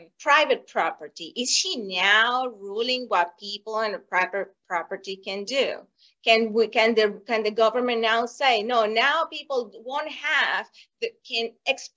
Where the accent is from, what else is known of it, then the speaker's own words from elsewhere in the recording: Venezuela; moved away as an adult; now in United States; I was born in Venezuela, and I saw the Venezuela before Hugo Chavez